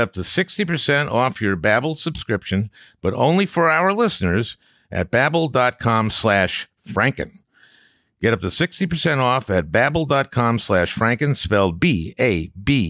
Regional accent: Minnesota, United States; I'm from Minnesota

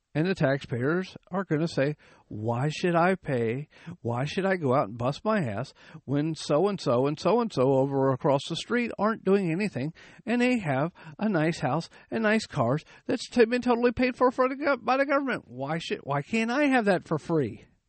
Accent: United States; I was born in the United States

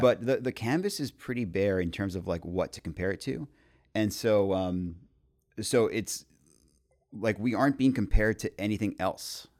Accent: Montreal, Quebec, Canada; moved away; also born or lived in Houston / Mexico; born and raised in Montreal, we have a coffee chain called Tim Hortons

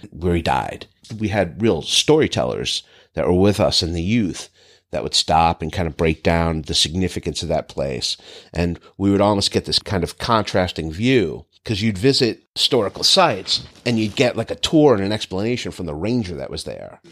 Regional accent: Northeast, United States; moved away; growing up in the Northeast

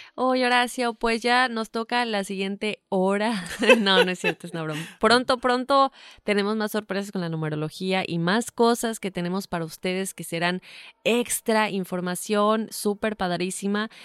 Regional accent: Yucatán, Mexico; moved away; also born or lived in Mexico City; Crecí en medio Yucatán, pero nací en la Ciudad de México

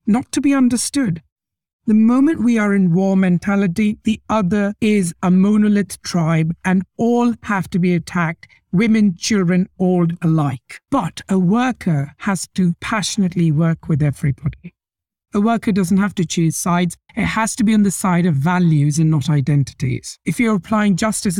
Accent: India; moved away as an adult; now in Canada; I was born in India. My father's born in India, but his father was born in Pakistan

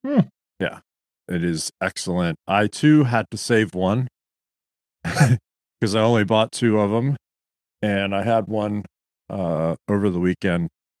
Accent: Gaithersburg, Maryland, United States; my hometown of Gaithersburg, Maryland

